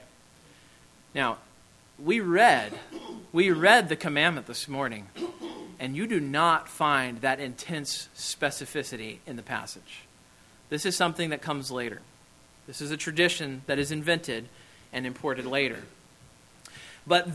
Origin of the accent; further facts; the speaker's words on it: Kansas, United States; moved away; I am from Kansas